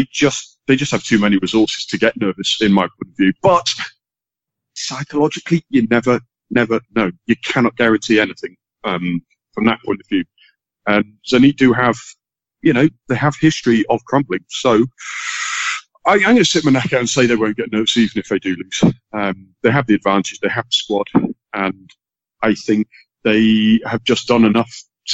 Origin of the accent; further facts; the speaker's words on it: England, United Kingdom; as an English football fan, there's a big thing that's been running for years now, fueled by Sky Sports, the top six, the big six clubs in England.